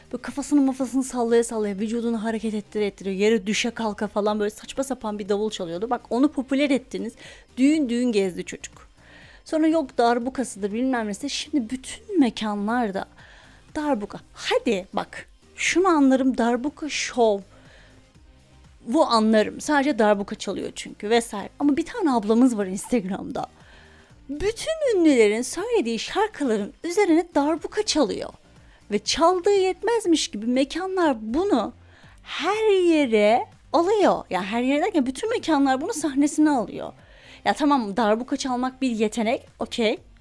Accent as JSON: {"language": "Turkish", "region": "Afyonkarahisar", "country": "Turkey", "said": "Afyon Ege'de arkadaşlar. Doğusu batısı altı üstü yok bunun. Afyon Ege'de. Biz Ege'nin incisi olduğumuzu bas bas bağırarak söylüyoruz."}